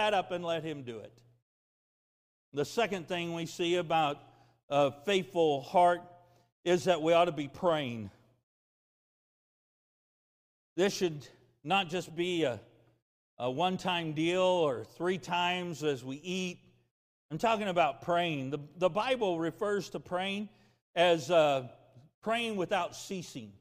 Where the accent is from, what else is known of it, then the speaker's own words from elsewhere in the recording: United States; I'm an American